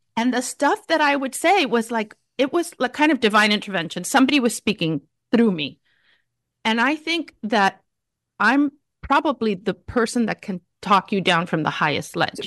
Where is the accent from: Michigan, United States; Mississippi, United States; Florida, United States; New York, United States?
Florida, United States; Miami; growing up in Miami in a Cuban family